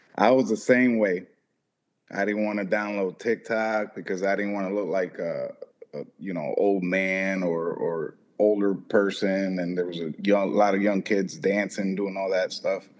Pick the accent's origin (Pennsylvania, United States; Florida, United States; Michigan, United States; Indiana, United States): Florida, United States; also born or lived in Boston, Massachusetts; I was raised and uh, I uh, moved here when I was like seven, I believe. So I was. I'm mostly Floridian